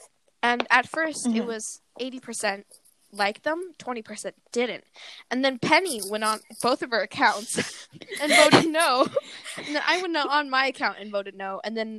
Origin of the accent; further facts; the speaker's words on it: Canada; I'm Canadian